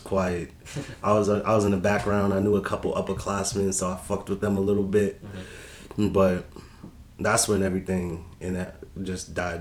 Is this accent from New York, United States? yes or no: no; Boston, Massachusetts, United States; we grew up heavily around the Mattapan, Capon Street, Morton Street area